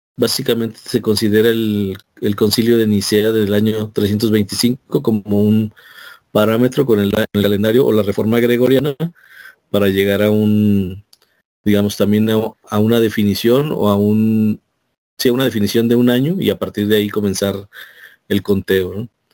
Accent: Mexico; nosotros como mexicanos

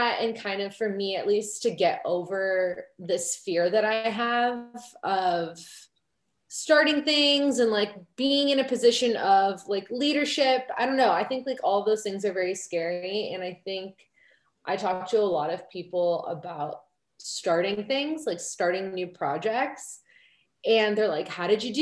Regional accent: suburbs of Chicago, Illinois, United States; I grew up in the suburbs of Chicago in a fairly white community.

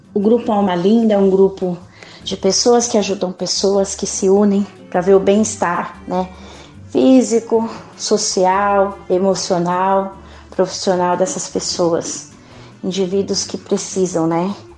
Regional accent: São Paulo, Brazil; brasileira, paulistana, uma mulher negra

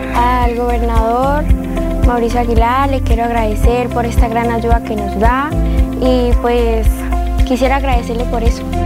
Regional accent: Santander, Colombia; nosotros como colombianos y Santander nuestras costumbres decembrinas

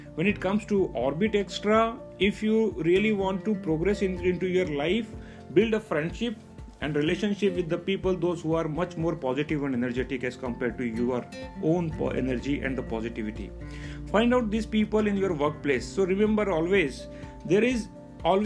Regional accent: Mumbai, Maharashtra, India; I am from Mumbai, India

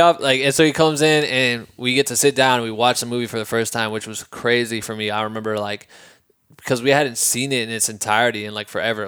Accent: Midwest, United States; moved away as an adult; also born or lived in Iowa; now in Los Angeles, United States; We're from the Midwest, bro. Like, then we moved out here

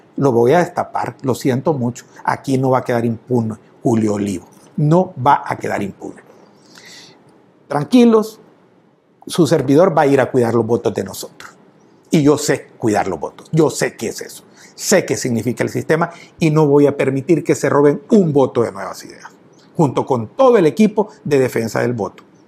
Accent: El Salvador; me siento tan orgulloso de mi pueblo, de mi nacionalidad

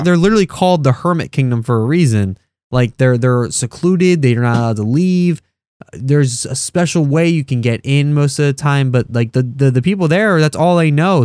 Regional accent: United States; I'm used to being an American, that's all I know. I've never even left the country

